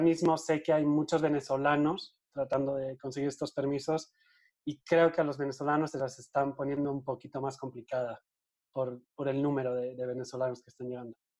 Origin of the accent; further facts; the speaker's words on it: Eibar, Basque Country, Spain; moved away as an adult; also born or lived in Madrid, Spain; now in Mexico; Yo soy de Eibar, de un pueblito que está en el País Vasco, en el norte de España.